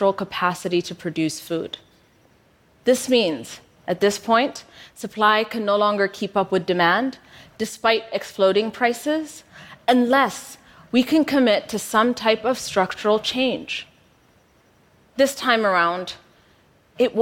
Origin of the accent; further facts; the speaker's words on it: Ethiopia; moved away as an adult; also born or lived in United States; I moved from Ethiopia to the US for university. Upon my return back home